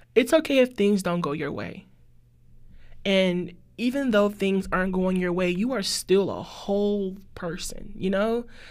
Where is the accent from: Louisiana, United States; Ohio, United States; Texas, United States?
Louisiana, United States; New Orleans; I'm from New Orleans, too.